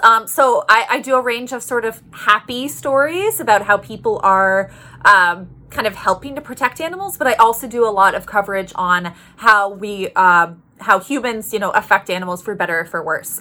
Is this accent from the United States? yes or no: no; Toronto, Ontario, Canada; moved away as an adult; also born or lived in Halifax, Nova Scotia; I'm from Toronto, uh, born in Toronto, raised in Toronto